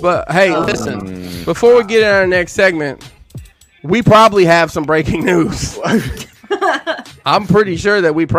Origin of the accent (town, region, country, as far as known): Alabama, United States